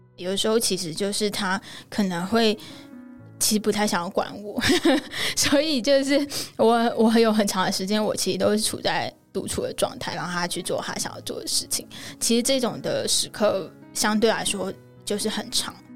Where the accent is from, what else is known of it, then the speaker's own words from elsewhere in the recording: Tainan, Taiwan; 我的爸妈那边的家庭是非常传统的家庭。因为我是台南人，其实台南人在很多想法上面，以台湾来说保留很多台湾传统价值观和文化的地方。我阿公阿嬷他们其实是非常非常非常传统的台湾家庭